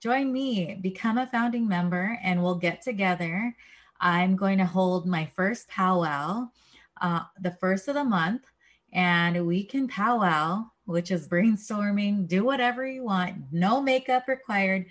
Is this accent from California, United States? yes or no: yes; San Diego, California, United States; I grew up in San Diego, and I grew up in a certain 1 mile radius.